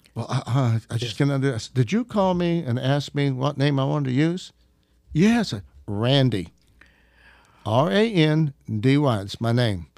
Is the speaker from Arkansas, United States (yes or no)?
yes; Arkansas, United States; I'm an Arkansas redneck